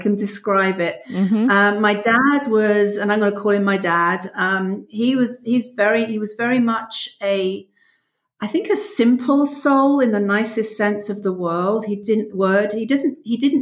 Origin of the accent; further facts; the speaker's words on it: London, United Kingdom; moved away as an adult; now in South Central Pennsylvania, United States; I was born in London and lived there until I was 36, moved here when I was 36. So most of my life in England.